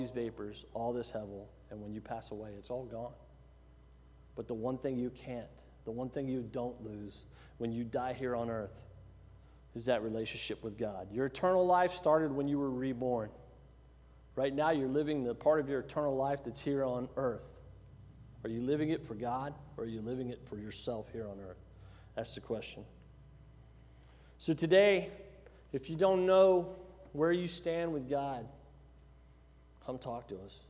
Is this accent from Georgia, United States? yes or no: no; Giddings, Texas, United States; moved away; I was from Giddings